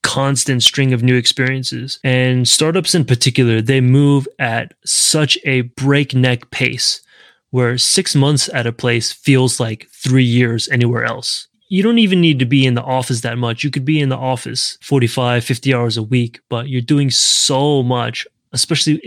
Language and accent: English; the South, United States; now in San Francisco, United States; I'm from the South